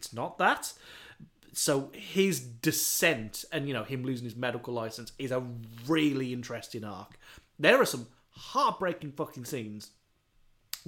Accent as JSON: {"language": "English", "country": "United Kingdom", "said": "we're British."}